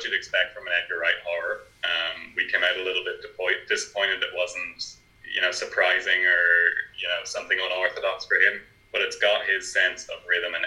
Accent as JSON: {"language": "English", "town": "Navan", "region": "County Meath", "country": "Ireland", "said": "I'm from Navan, so I'm not far from where it was filmed."}